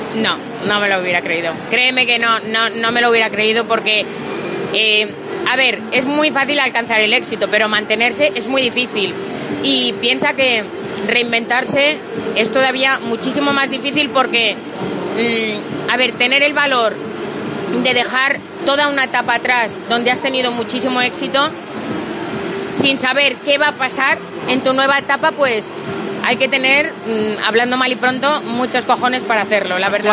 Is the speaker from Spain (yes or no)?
yes; Catalonia, Spain; yo soy catalana